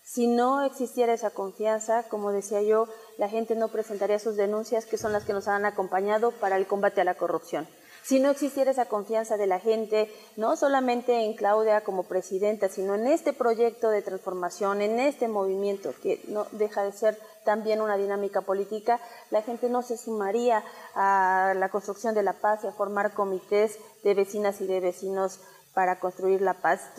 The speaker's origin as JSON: {"language": "Spanish", "country": "Mexico", "said": "Hay que apostarle a recuperar esa hermandad que debemos de tener como mexicanas y mexicanos."}